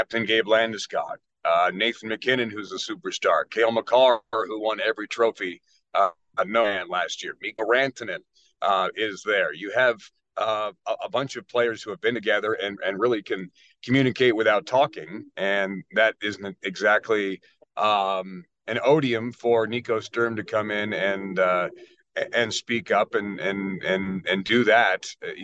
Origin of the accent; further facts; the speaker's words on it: Ireland; he's German, but I'm Irish.